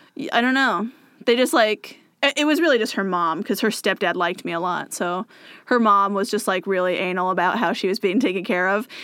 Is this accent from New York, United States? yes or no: no; Moses Lake, Washington, United States; moved away as an adult; now in Bellevue, United States; it's my hometown